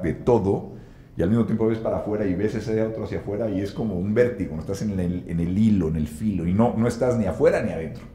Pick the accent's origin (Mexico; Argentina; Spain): Mexico